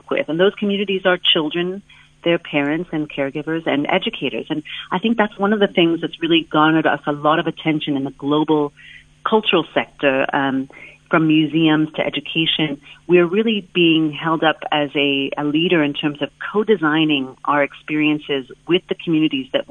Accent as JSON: {"language": "English", "area": "a small town outside of Seattle", "region": "Washington", "country": "United States", "tie": "born or raised there", "moved": "as an adult", "lives_now": "South Africa", "said": "I'm originally from the United States, and I grew up in a small town outside of Seattle in the United States"}